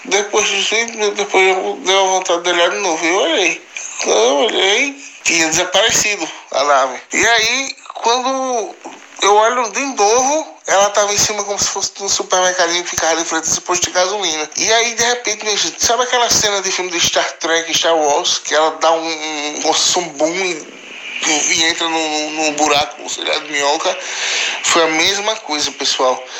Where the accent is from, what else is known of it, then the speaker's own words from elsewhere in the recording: Alagoas, Brazil; now in Rio do Sul, Brazil; paulista do estado de Santa Catarina, na cidade de Rio do Sul, mas eu sou original do estado de Alagoas, da cidade de Minas Palmares